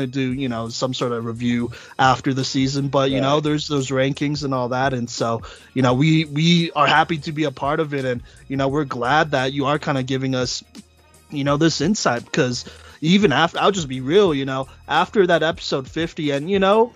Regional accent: Dallas, Texas, United States; now in Colorado, United States; I was born in Texas. I actually grew up in Dallas.

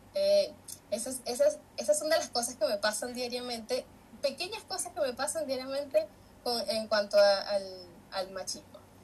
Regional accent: San Felipe, Yaracuy, Venezuela; moved away as an adult; now in Chile; yo soy de San Felipe, Estado Yaracuy, de Venezuela

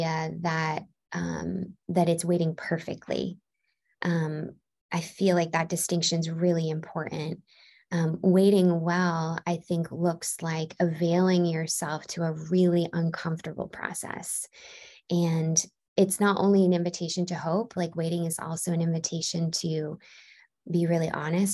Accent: Baltimore, Maryland, United States; moved away as an adult; also born or lived in California / Chicago; now in Nashville, United States; I grew up in Baltimore, Maryland, and then in 2014 I moved to California

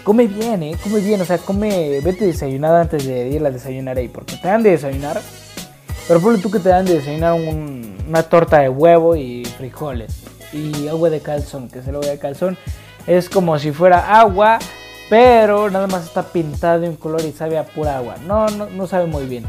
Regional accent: Mexico; soy de México

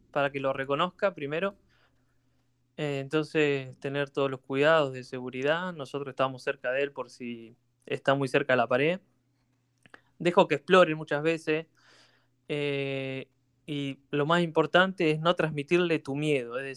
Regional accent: Bahía Blanca, Buenos Aires Province, Argentina; nosotros somos de Bahía

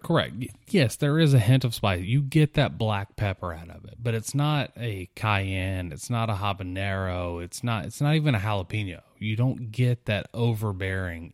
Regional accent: South Mississippi, United States; growing up in South Mississippi, visiting New Orleans quite a bit

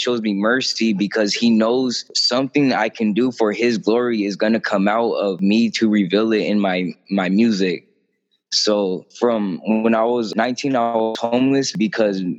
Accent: Imperial Beach, California, United States; also born or lived in National City; when I was 12, I had moved to, I was from Imperial Beach. I moved to National City

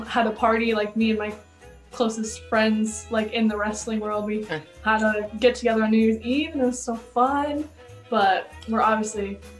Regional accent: Texas, United States; now in Chicago, United States; It was a little brief stop in my overall story, but I started in Texas.

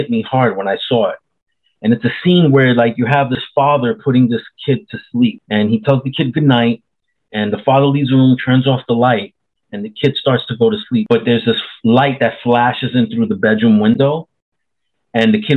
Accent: New York City, New York, United States; now in Central Florida, United States; I was born in New York City, 70s and 80s, left like in late 89, and then moved to Central Florida in late 89

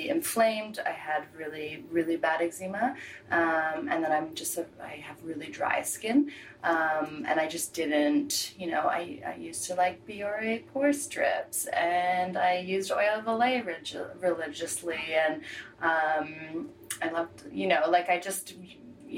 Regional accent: Halifax, Nova Scotia, Canada; moved away as an adult; also born or lived in Montreal; I originally grew up in Halifax, moved to Montreal, went to school for fashion

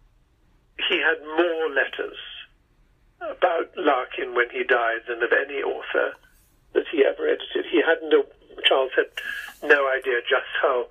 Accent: England, United Kingdom; moved away; so I'm an Englishman

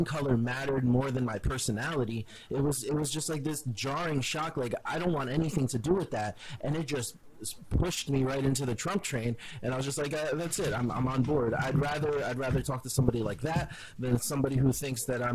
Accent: Paterson, New Jersey, United States; I grew up kind of, I lived in Paterson, New Jersey

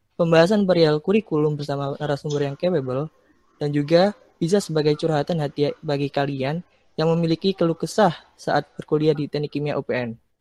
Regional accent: Gresik, East Java, Indonesia; asalku dari Gresik.

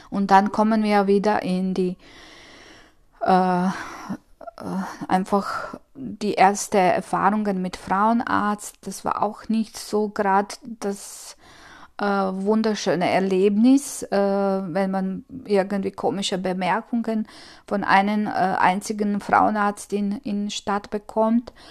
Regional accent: Croatia; ich komme aus Kroatien und das, das, ich glaube, dass keine andere Freundin von mir das erlebt hat, was ich es erlebt habe.

